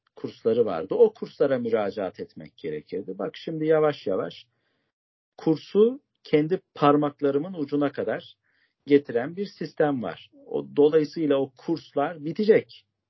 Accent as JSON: {"language": "Turkish", "region": "Bayburt", "country": "Turkey", "moved": "yes", "lives_now": "Istanbul, Turkey", "said": "Bayburtluyum kardeşlerim. İstanbul'da mukimim"}